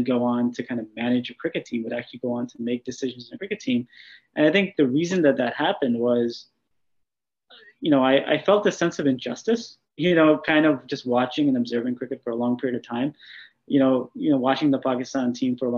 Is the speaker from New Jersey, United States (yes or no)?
yes; New Jersey, United States; I was born and raised here in New Jersey in the U.S.